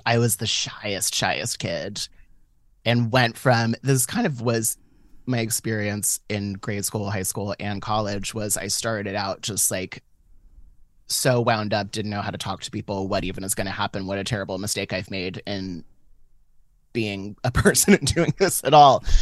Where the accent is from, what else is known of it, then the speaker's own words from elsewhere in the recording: San Francisco, California, United States; I was born and raised in San Francisco, but I was born and raised in, like, Catholic San Francisco